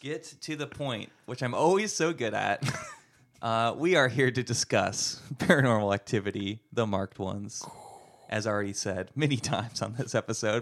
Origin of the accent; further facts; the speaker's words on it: Santa Clarita, California, United States; I grew up in Santa Clarita